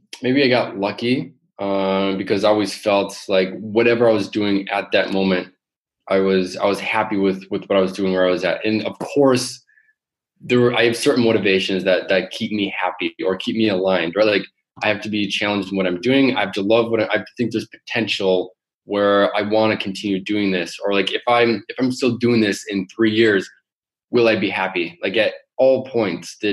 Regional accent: Michigan, United States; moved away as an adult; also born or lived in New York / Silicon Valley / Las Vegas; now in Amsterdam, Netherlands; where I grew up in Michigan.

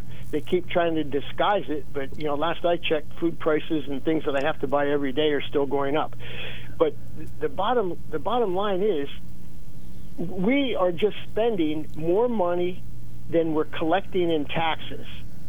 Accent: South Williamsport, Pennsylvania, United States; now in Bloomsburg, United States; I grew up in South Williamsport when they were building what they called a beltway there, which was an improvement of Route 220 through Williamsport.

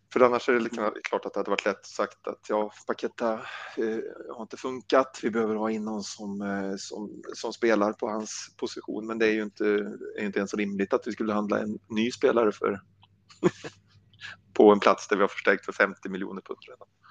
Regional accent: Värmland, Sweden; also born or lived in Blekinge; now in Karlshamn, Sweden; Jag är ju värmlänning från början, bor i Blekinge nu, men är värmlänning.

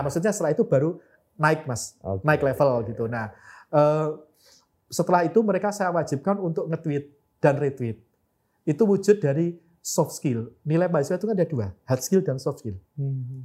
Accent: Madiun, East Java, Indonesia; klub kota saya PSM Madiun

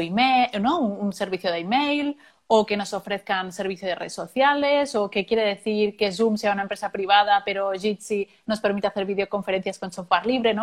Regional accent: Venezuela; now in Cartagena, Colombia; venezolana, residenciada en Cartagena, Bolívar

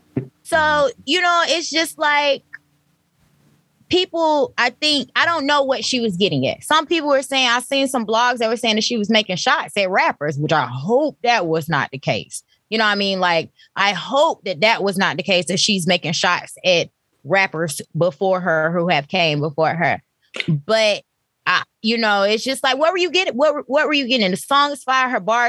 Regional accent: Fairburn, Georgia, United States; me being a Georgia native, Metro Atlanta native, the only time I use Atlanta as a reference of where I'm from is when I'm speaking to people who are not from Georgia.

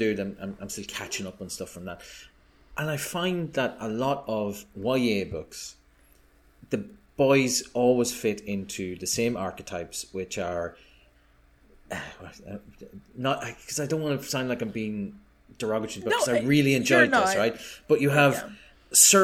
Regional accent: Ireland; being Irish and my inability to say TH properly

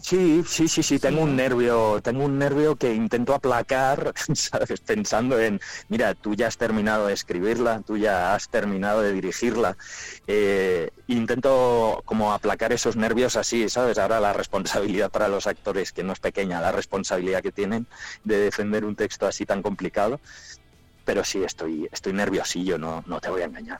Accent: Palencia, Castile and León, Spain; now in Madrid, Spain; yo me fui de Palencia con muchísima, con muchísima pena, porque yo muy palentino yo

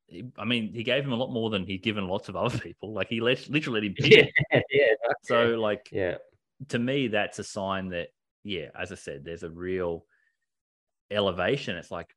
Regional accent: Japan; English is a second language; I'm a Japanese! I grew up in Japan

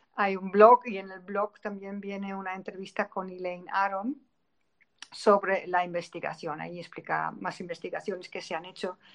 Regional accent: Netherlands; Spanish is a second language; moved away as an adult; now in Spain; soy una holandesa errante, eh, afincada en España desde hace casi 30 años

